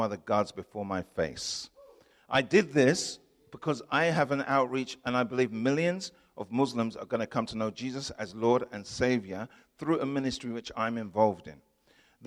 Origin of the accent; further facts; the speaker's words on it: England, United Kingdom; I'm from England